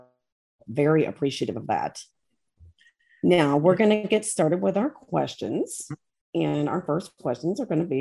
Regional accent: Maysville, Kentucky, United States; I grew up in Maysville, Kentucky, right across the river from Aberdeen, Ohio.

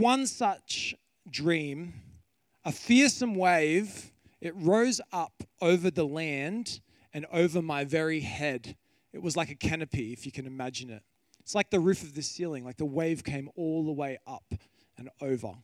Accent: Kiama Downs, New South Wales, Australia; I grew up on the coast. I grew up in Kiama Downs

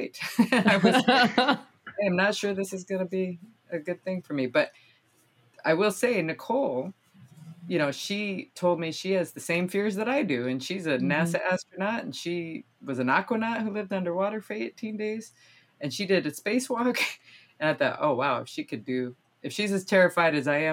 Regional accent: South Dakota, United States; moved away; I grew up in South Dakota.

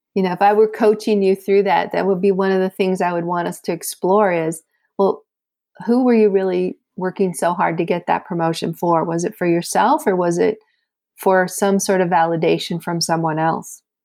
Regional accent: south of Chicago, Illinois, United States; moved away as an adult; also born or lived in South Florida; a transfer from my hometown of Illinois, uh, south of Chicago, to, uh, South Florida

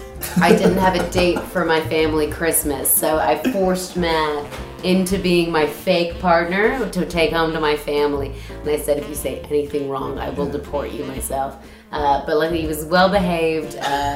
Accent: Canada; now in United Kingdom

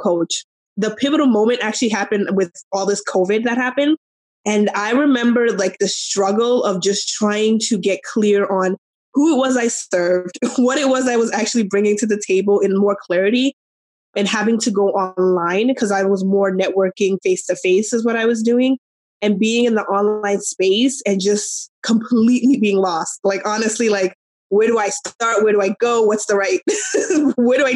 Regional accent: New York, United States; moved away as an adult; now in Arizona, United States; I'm from New York originally. We moved to Arizona

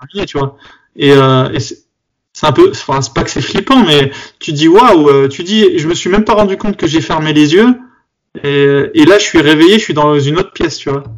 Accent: Bobigny, Île-de-France, France; quand j'étais petit, j'étais j'étais à Bobigny

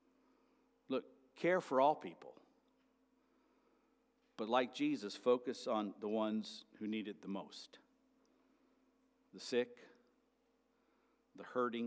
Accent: United States

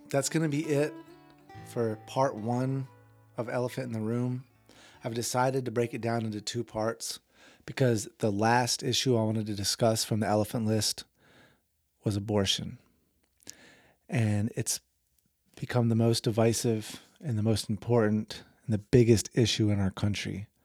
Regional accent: the South, United States; I grew up in the South, and racism was everywhere.

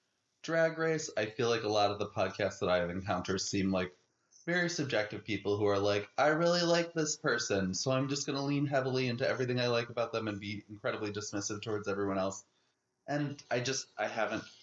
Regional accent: Chicago, Illinois, United States; I'm from Chicago

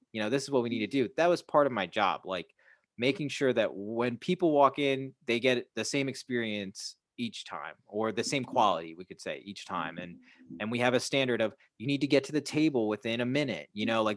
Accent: Chicago, Illinois, United States; also born or lived in Hawaii; I'm still there. That's my hometown

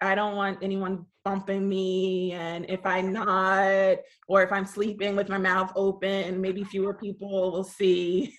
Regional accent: Montgomery County, suburb of Philadelphia, Pennsylvania, United States; I grew up in Montgomery County. That's a suburb of Philadelphia.

